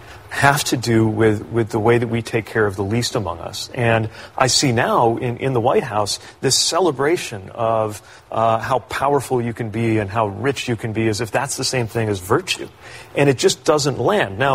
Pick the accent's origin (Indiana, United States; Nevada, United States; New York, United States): Indiana, United States; growing up in Indiana